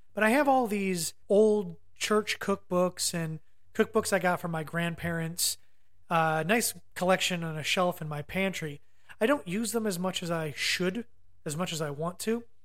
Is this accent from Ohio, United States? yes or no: yes; Ohio, United States; moved away as an adult; now in North Carolina, United States; I'm from Ohio